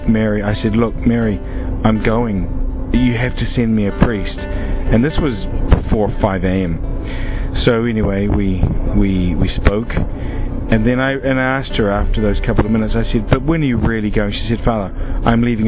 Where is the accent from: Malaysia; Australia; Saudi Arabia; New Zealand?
New Zealand; now in Krakow, Poland; I'm originally from New Zealand, although I live and work in the Archdiocese of Krakow in Poland